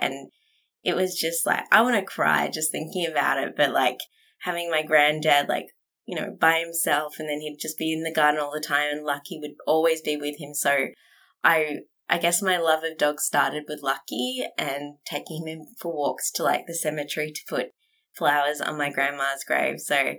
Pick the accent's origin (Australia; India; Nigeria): Australia; Western Australia; also born or lived in Tasmania; So I was born in Tassie and then my dad's job meant that we moved about Australia quite a bit. I lived mainly in WA and then I moved down to Bunbury for a boy, which didn't work out.